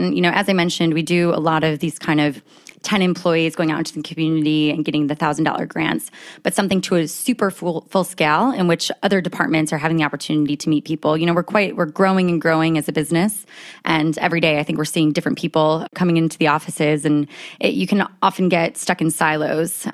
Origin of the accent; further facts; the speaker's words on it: United States; accent: American; moved away as an adult; now in United Kingdom; As you can tell by my accent, I am an American that's living abroad, and I've been in the U K for about ten years.